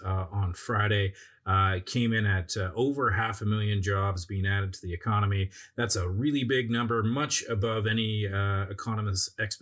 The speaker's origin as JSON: {"language": "English", "country": "Canada", "said": "I'm a Canadian investor."}